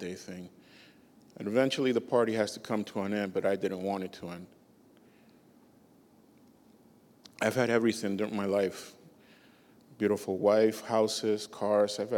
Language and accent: English; Boston, Massachusetts, United States; also born or lived in Peru; I was born in Peru, but I grew up most of my life in Boston